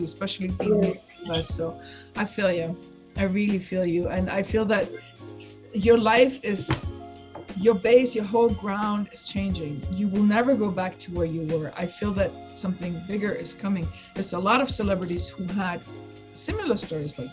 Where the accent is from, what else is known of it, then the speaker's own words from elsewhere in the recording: Stuttgart, Baden-Württemberg, Germany; moved away; I'm from Stuttgart